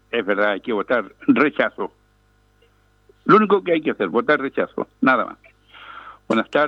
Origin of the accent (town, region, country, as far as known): Chile